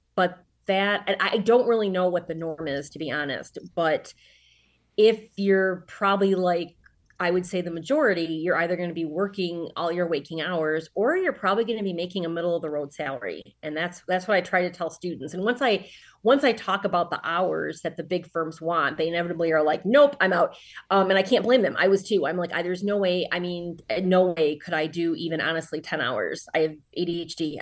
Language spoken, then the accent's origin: English; Sterling Heights, Michigan, United States; also born or lived in Troy, Michigan / Ann Arbor, Michigan; I was born in the northern suburbs of Detroit, uh, in Sterling Heights, Troy area, um, and then when I was a teenager, my parents got divorced, and mom was still in Sterling Heights, dad was in Troy, so I truly straddled the line, um, growing up